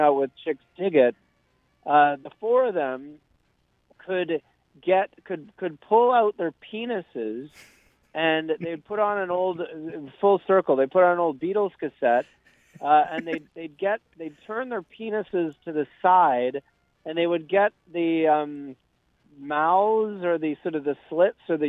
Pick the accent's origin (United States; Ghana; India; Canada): Canada; Vancouver, British Columbia; We're from Vancouver.